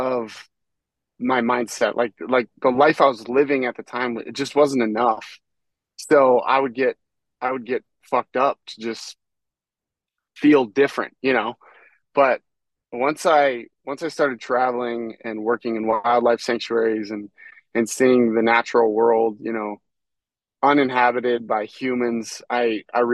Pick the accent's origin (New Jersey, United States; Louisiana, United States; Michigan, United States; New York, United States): Michigan, United States; I'd spend every day after school looking for snakes and turtles in my hometown in Michigan